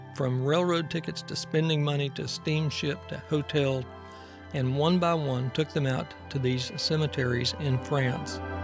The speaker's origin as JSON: {"language": "English", "region": "Texas", "country": "United States", "tie": "born or raised there", "said": "I grew up in Texas, except for the time I spent in the Army. I have always lived in Texas"}